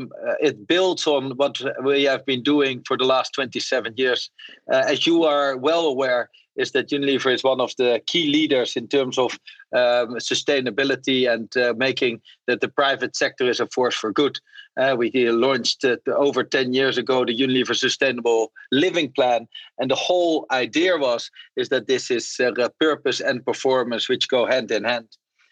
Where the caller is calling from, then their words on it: KwaZulu-Natal, South Africa; I join you actually from a game reserve in South Africa, KwaZulu-Natal.